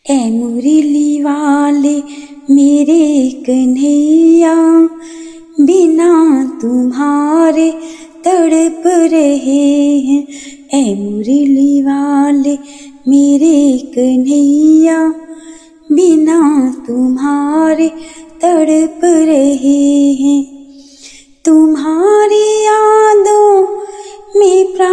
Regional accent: Palampur, Himachal Pradesh, India; मैं पालमपुर हिमाचल प्रदेश से हूँ

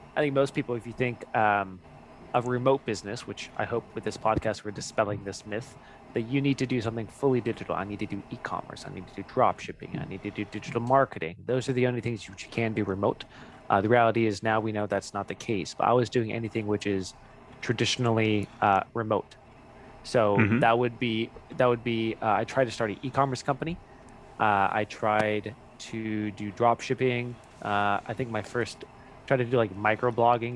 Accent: California, United States; I'm from California.

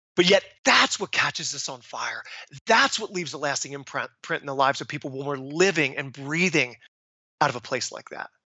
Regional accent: Philadelphia, Pennsylvania, United States; I am from Philadelphia

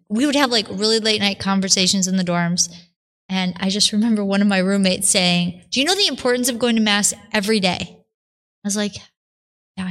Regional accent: Buffalo, New York, United States; I was born and raised outside of Buffalo, New York

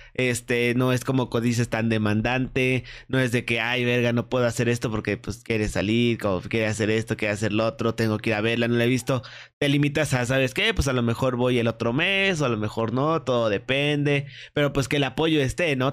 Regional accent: Querétaro, Mexico; yo soy de Querétaro

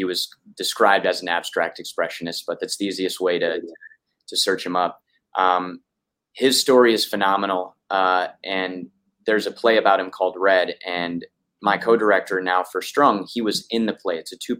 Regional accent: Sioux Falls, South Dakota, United States; I grew up in Sioux Falls, South Dakota.

